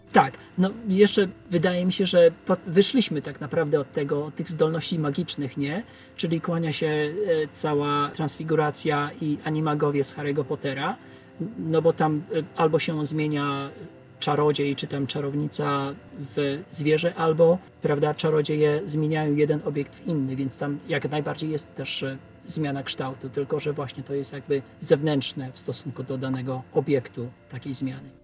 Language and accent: Polish; a village near Skierniewice, Łódź Voivodeship, Poland; ja pochodzę ze wsi podskierniewickiej